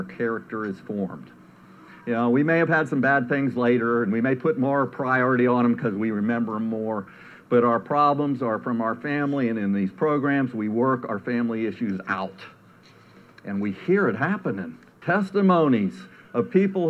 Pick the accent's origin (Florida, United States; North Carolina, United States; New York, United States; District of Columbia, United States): District of Columbia, United States; Washington; I grew up in Washington, D.C.